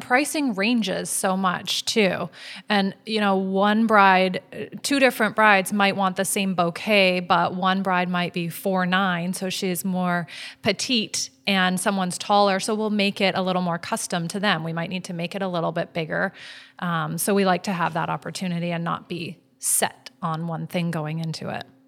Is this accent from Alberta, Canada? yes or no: no; Vancouver, British Columbia, Canada; now in Maui, United States; I'm from Vancouver, where I'm used to all the little boutique shops